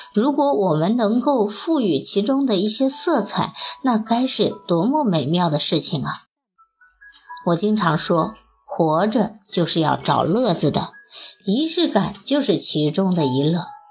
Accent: China; 我们中国人从小接受的教育是含蓄不要张扬

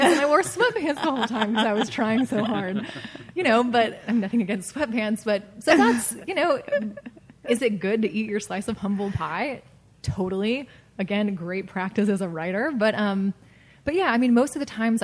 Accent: the South, United States; I'm from the South

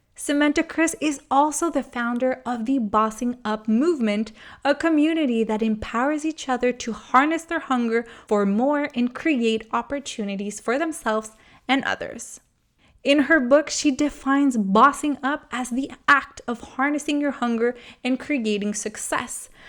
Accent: Montreal, Quebec, Canada; I'm from Montreal

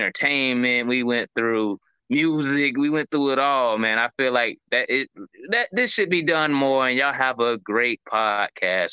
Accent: St. Petersburg, Florida, United States; I'm from St. Pete

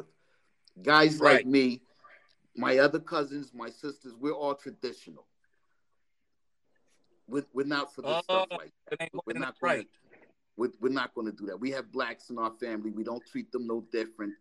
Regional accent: United States; New York City, pal, Jersey area

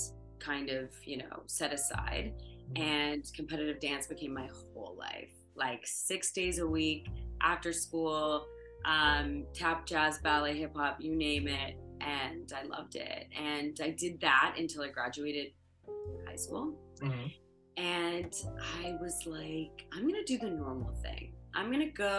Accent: Ottawa, Ontario, Canada; now in Toronto, Canada; Where I grew up in Ottawa

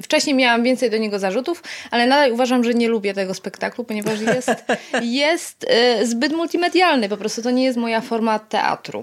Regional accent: near Poznań, Greater Poland, Poland; moved away; also born or lived in Silesia; nie jestem z Poznania, e, z okolic Poznania. Tak, czuję się pyrą

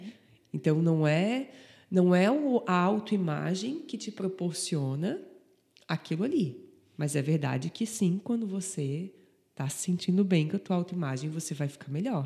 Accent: Antônio Carlos, Santa Catarina, Brazil; Eu sou de Antônio Carlos

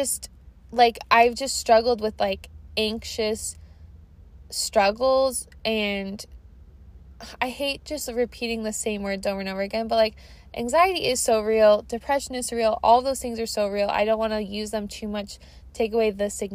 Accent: Washington, United States; I'm from Washington. You guys know that. I'm a Portlandia, Washingtonian girly

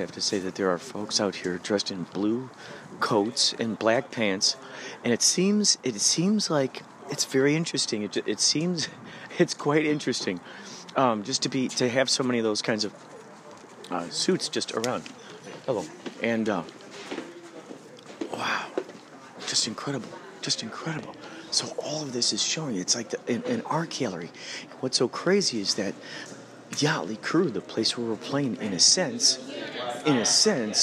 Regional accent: Illinois, United States; I'm from Illinois.

